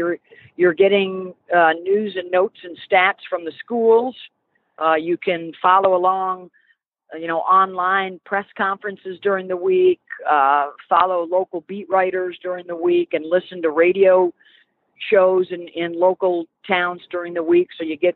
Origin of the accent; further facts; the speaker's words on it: Northeast, United States; even growing up in the Northeast, obviously SEC football is special